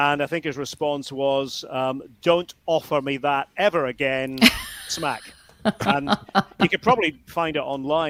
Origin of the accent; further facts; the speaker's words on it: Scotland, United Kingdom; moved away as an adult; now in United States; as you know from my accent, and if you know anything about me, I am from Scotland